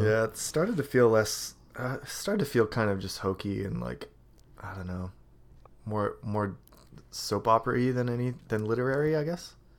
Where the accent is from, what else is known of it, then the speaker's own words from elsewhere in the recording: Canada; I'm Canadian.